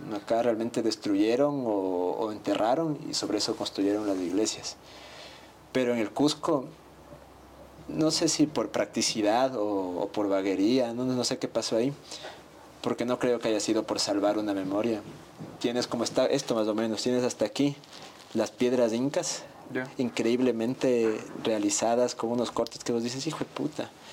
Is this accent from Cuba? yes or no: no; Ecuador